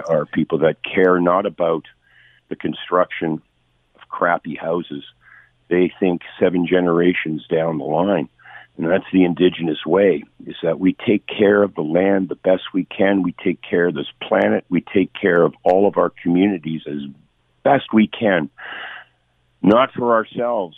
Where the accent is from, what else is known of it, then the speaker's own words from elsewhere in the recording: Hamilton, Ontario, Canada; I'm a knucklehead from Hamilton